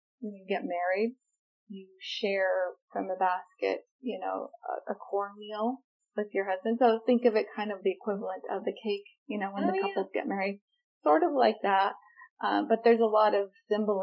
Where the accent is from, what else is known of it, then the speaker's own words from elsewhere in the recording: United States; moved away; I grew up on the Navajo Nation